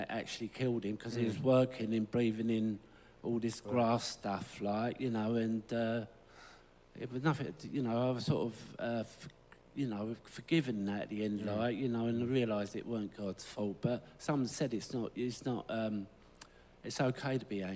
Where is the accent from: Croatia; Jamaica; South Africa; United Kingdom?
United Kingdom; London; I'm from Lambeth. I was born in Lambeth, just off of Lambeth Walk